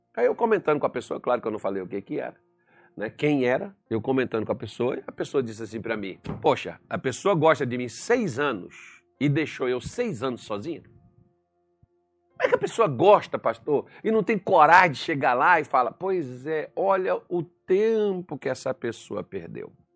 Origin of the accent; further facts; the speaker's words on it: Minas Gerais, Brazil; como bom mineiro